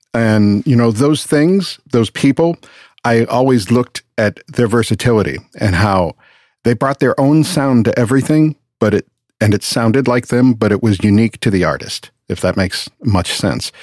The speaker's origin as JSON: {"language": "English", "town": "Boston", "region": "Massachusetts", "country": "United States", "also_born_or_lived": "West Palm Beach", "moved": "as an adult", "said": "I'm from Boston originally"}